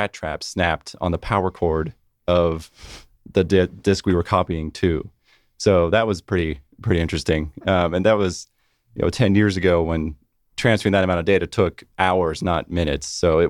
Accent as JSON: {"language": "English", "region": "California", "country": "United States", "said": "I'm from California originally."}